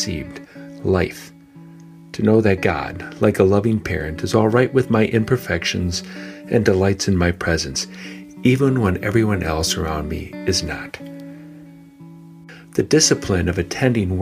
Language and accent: English; Painesville, Ohio, United States; my hometown, Painesville, Ohio